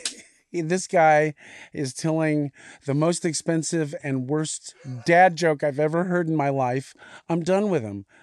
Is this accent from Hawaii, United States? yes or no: yes; Hawaii, United States; moved away; grew up in Hawaii